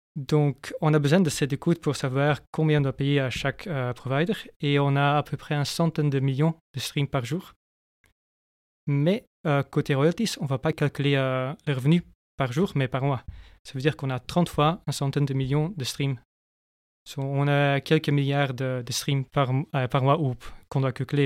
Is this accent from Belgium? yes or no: yes; Flanders, Belgium; moved away as an adult; now in France; je viens de la Flandre. Je suis depuis 4 ans maintenant, je crois, en France.